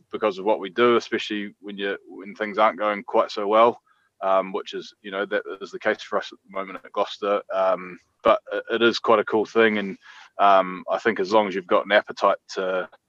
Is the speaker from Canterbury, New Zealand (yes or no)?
yes; Christchurch, Canterbury, New Zealand; moved away as an adult; now in England; born and bred in New Zealand in Christchurch, which is in the South Island of New Zealand